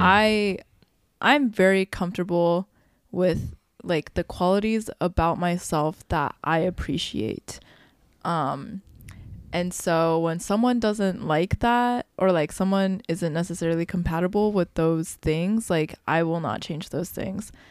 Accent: Midwest, United States; growing up in the Midwest

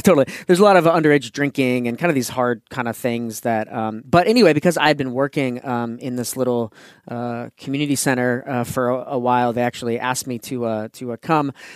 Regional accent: California, United States; first language English; moved away as an adult; to leave California

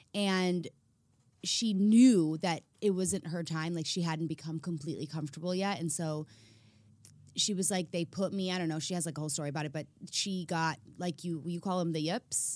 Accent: Chicago, Illinois, United States; moved away; I'm from Chicago

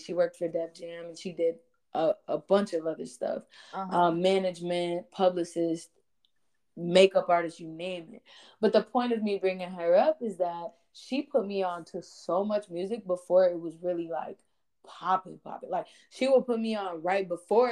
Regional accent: Chicago, Illinois, United States; my pops came up, I'm sure anybody from Chicago, like pretty much parents came up through house music

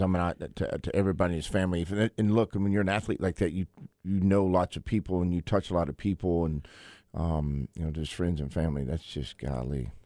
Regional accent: Waco, Texas, United States; I grew up in Waco, Texas, where, you know, bull riding was the thing

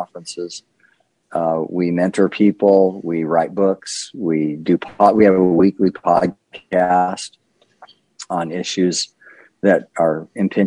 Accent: Southern California, United States; moved away as an adult; now in Wake Forest, United States; I grew up in Southern California, spent the first half of my life there

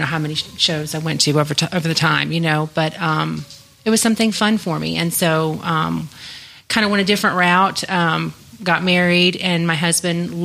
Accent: Shreveport, Louisiana, United States; my hometown of Shreveport, Louisiana

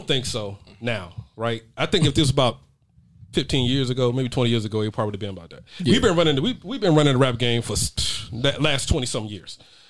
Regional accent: Georgia, United States; I'm from Georgia

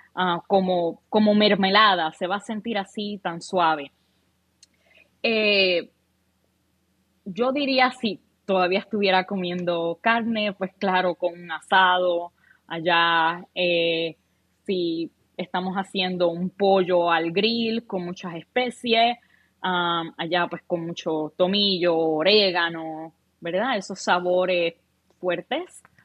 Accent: Puerto Rico; moved away; En Puerto Rico, para nuestros oyentes, la edad es 18 años. Podemos tomar desde bien jovencito. Um, allá con mi familia

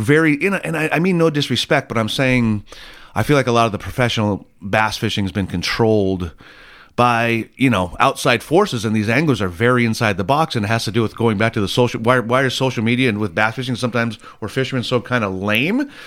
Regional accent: Laguna Niguel, California, United States; I grew up in Laguna Niguel

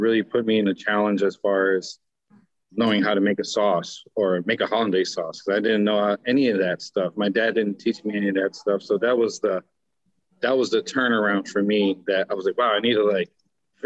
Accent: Bethlehem, Pennsylvania, United States; I'm originally from Bethlehem, Pennsylvania, a small town. Just started working in the kitchen with my dad.

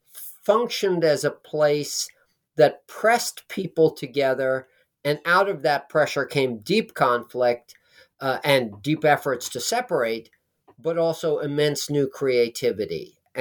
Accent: Manhattan, New York, United States; I was staying at my parents' home again. I grew up in Manhattan. They lived in Manhattan, but they had moved to Nyack

